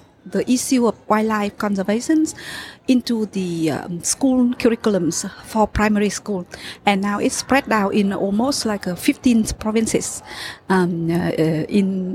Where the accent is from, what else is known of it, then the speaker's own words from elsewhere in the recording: Vietnam; I'm from Vietnam, and I work for SSI in Vietnam